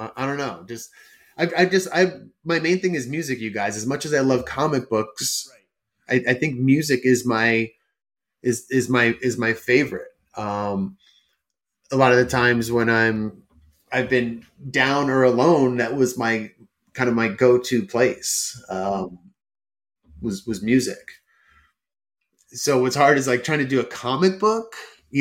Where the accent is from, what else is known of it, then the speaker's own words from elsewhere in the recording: Northern New Jersey, United States; moved away as an adult; also born or lived in Allendale, New Jersey; now in Los Angeles, United States; we were growing up in Northern New Jersey